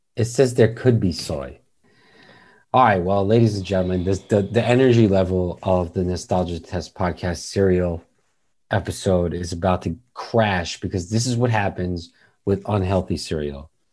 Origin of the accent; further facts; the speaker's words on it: New York, United States; We're from New York